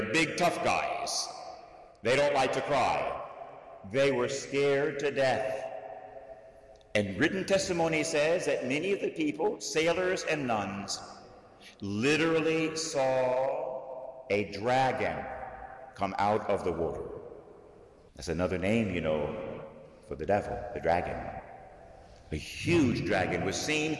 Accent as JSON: {"language": "English", "region": "Florida", "country": "United States", "tie": "born or raised there", "said": "I was raised in Florida, so I was a sailor as a teenager with sailboats"}